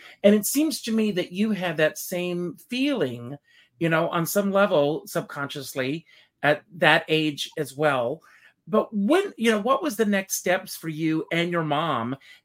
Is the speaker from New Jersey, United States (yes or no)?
no; South Carolina, United States; I grew up in South Carolina.